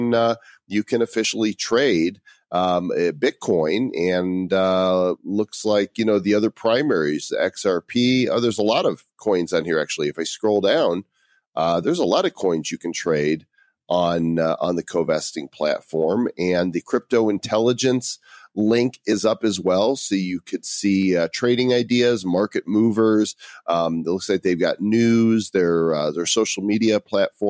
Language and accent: English; Illinois, United States; Illinois, my home state